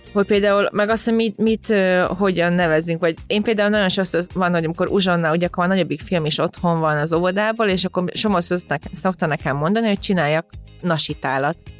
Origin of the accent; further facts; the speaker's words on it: Hungary; ide születtem Magyarországra, és az egész családom így itt nőtt fel